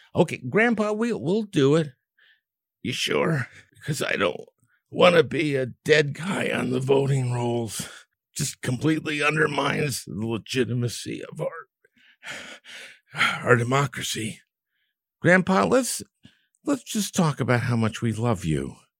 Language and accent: English; Minnesota, United States; my home state of Minnesota